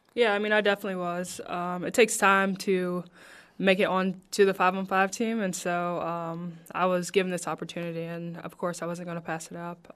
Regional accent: Princeton, Indiana, United States; now in Las Vegas, United States; I'm from Princeton, Indiana, so Southern Indiana.

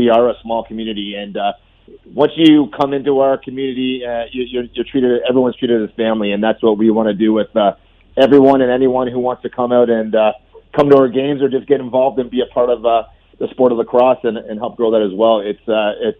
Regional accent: Canada; we're from Canada

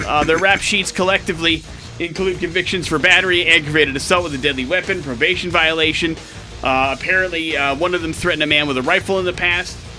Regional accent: Wisconsin, United States; moved away; I grew up in Wisconsin, which means I grew up with uh, around a lot of dairy farms.

